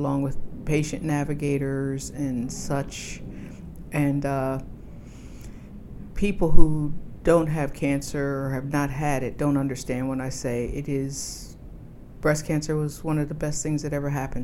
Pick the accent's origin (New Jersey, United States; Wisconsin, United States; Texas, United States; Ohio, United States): New Jersey, United States; moved away as an adult; now in Washington, D.C., United States; I've lived in D.C. for about 32 years. I come from New Jersey